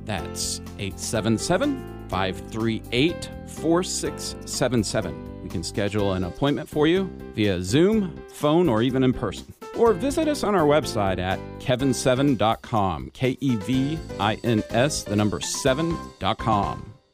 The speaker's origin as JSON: {"language": "English", "region": "Texas", "country": "United States", "tie": "born or raised there", "also_born_or_lived": "Knoxville, Tennessee / California", "said": "I'm originally from Knoxville, Tennessee, but I grew up in Texas"}